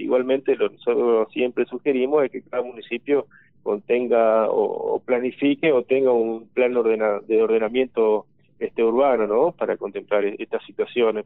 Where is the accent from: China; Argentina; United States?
Argentina; Crespo, Entre Ríos; yo soy puntualmente de Crespo